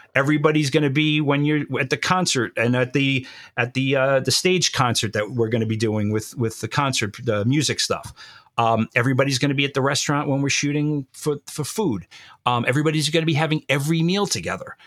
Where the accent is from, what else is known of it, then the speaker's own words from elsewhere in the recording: New York, United States; I was born and bred in New York and I will always be a New Yorker